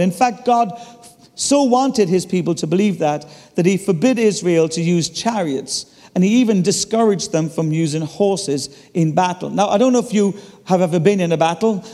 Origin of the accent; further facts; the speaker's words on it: Ireland; I'm Irish